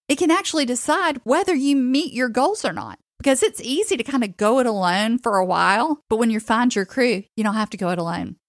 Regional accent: Chattanooga, Tennessee, United States; moved away as an adult; now in Florida, United States; I grew up in Chattanooga

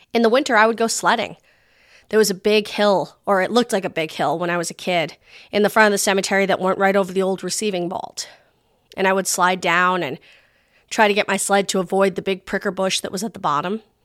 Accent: Rhode Island, United States; The state I grew up in, Tiny Rhode Island

